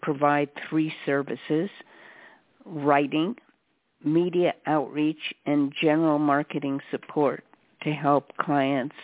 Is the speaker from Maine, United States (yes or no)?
no; Los Angeles, California, United States; I grew up in the San Fernando Valley, which, as you know, is part of Los Angeles